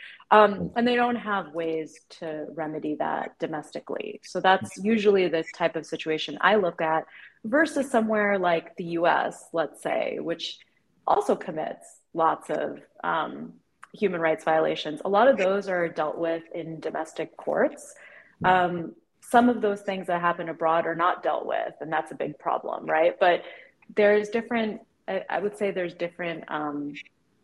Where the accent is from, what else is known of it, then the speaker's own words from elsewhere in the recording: United States; accent: slight Valley girl twang; I'm just by some quirk was born here